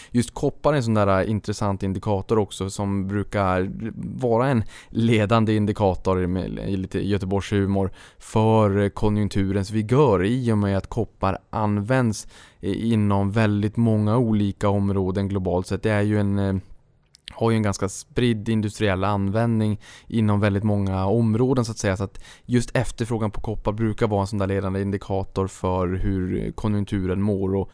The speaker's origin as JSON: {"language": "Swedish", "town": "Boden", "region": "Norrbotten County", "country": "Sweden", "tie": "born or raised there", "said": "när jag var uppe in, eh, hemma i Boden"}